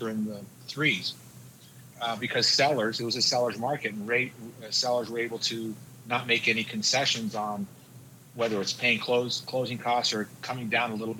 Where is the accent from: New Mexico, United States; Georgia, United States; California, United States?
New Mexico, United States; Albuquerque; I'm from Albuquerque, New Mexico.